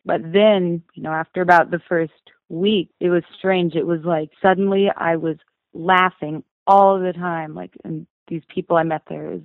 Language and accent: English; Bozeman, Montana, United States; being born and raised in Bozeman, I know every nook and cranny of this town